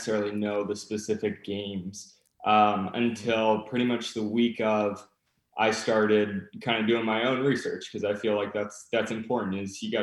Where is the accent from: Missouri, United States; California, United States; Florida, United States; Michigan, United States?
California, United States; moved away as an adult; also born or lived in Massachusetts; I'm originally from California.